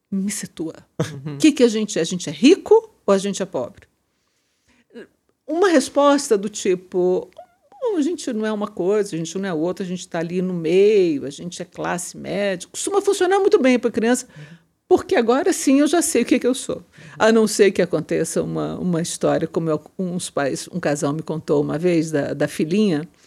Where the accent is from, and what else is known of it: Minas Gerais, Brazil; now in São Paulo, Brazil